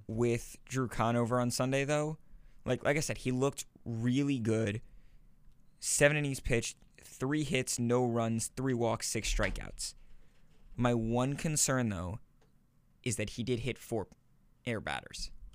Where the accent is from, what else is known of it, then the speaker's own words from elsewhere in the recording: northern New Jersey, United States; I'm from northern New Jersey